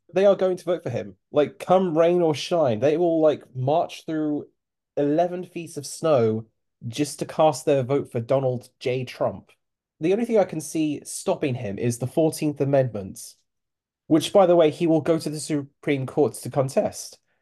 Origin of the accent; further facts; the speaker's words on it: Cape Town, Western Cape, South Africa; I was born in Cape Town